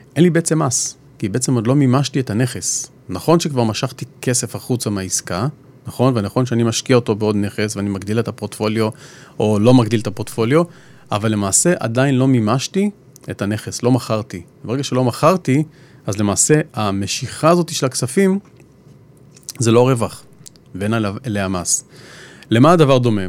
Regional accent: Israel; אנחנו כישראלים

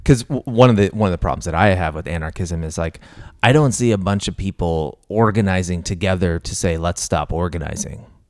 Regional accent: Missouri, United States; I grew up in Missouri

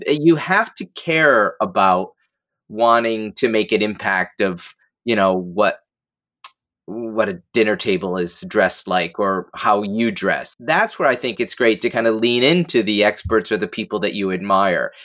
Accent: Binghamton, New York, United States; moved away; my hometown of Binghamton

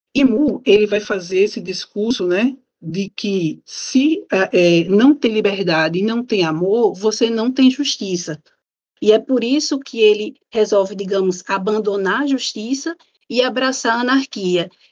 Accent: Natal, Rio Grande do Norte, Brazil; sou de Natal

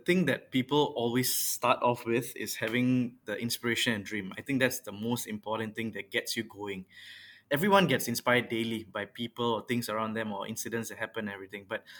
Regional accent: Yishun, Singapore; I was from a pretty traditional family. Both my parents are teachers. I mean, I was from Naval Base Primary School in Yishun.

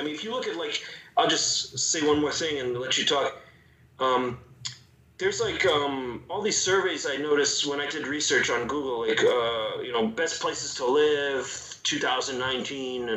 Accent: New York City, New York, United States; moved away as an adult; now in Ukraine; I grew up in New York City

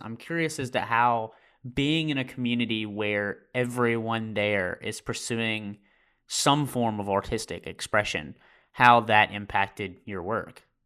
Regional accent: Amory, Mississippi, United States; moved away as an adult; also born or lived in New Haven, Connecticut; I am from Mississippi in the USA. It's where I graduated uh, in a rural town um, called Amory.

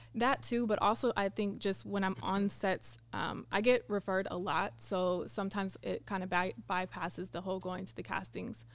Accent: Sacramento, California, United States; now in San Diego, United States; I'm from Sacramento, California, now living in San Diego.

